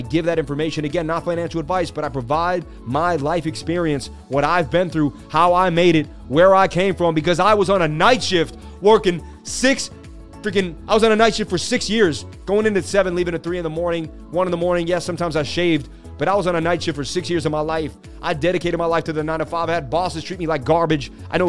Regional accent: Boston, Massachusetts, United States; born there; I was born in Boston. I lived on the stories of Paul Revere, one if by land, two if by sea.

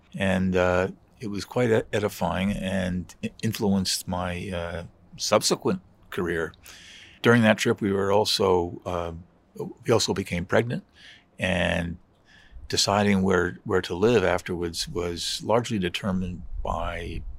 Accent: Metuchen, New Jersey, United States; moved away as an adult; also born or lived in Washington, United States / Morocco; now in Montreal, Canada; we've lived here about 45 years now. And one reason we came is that I was raised bilingually in New Jersey. My mother was French.

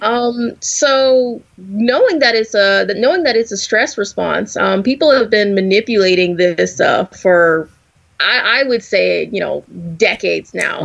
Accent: the South, United States; I'm I'm from the South, born and raised

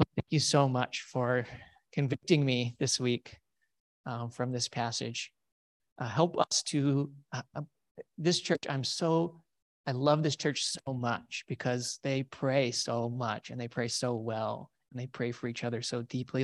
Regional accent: United States; We are so weird as American Christians

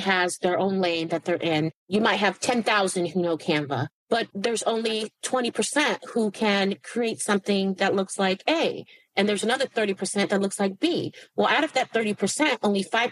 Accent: Silicon Valley, California, United States; I'm from the Silicon Valley

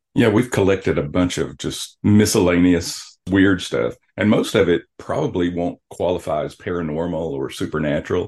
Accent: South Arkansas, United States; now in Joplin, United States; I'm from South Arkansas

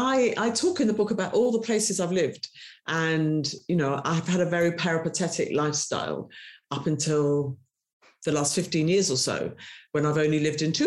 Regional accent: London, United Kingdom; accent: English; growing up in Britain at the time that I did, you know, feeling like an outsider, being a person of colour, but knowing that there was somewhere else where my father had come from

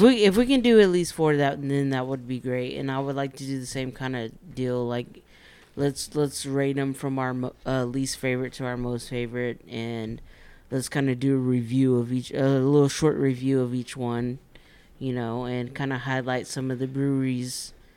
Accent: Texas, United States; we're from Texas

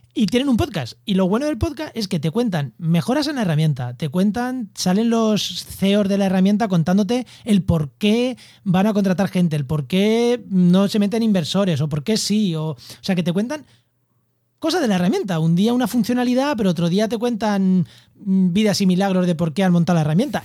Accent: Castilla-La Mancha, Spain; now in Cádiz, Spain; yo soy manchego viviendo en Cádiz

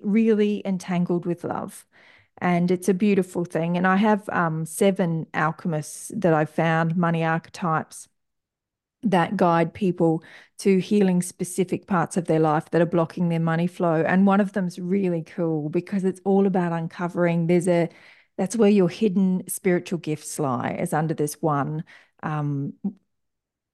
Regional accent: Brisbane, Queensland, Australia; I am from Brisbane, Australia, in the northwest of Brisbane, in Australia, out on some beautiful horse country.

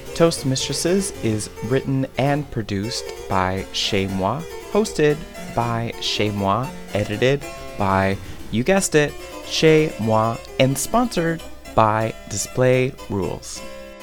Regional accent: Newfoundland and Labrador, Canada; now in Ottawa, Canada; our Newfie charm

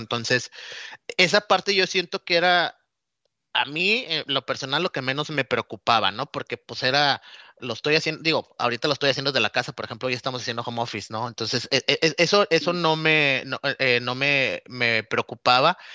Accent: Nuevo Laredo, Tamaulipas, Mexico; moved away as an adult; also born or lived in Monterrey / Mexico City / Cuernavaca / Chiapas; now in United States; Yo soy originario de, la frontera de Nuevo Laredo, Tamaulipas

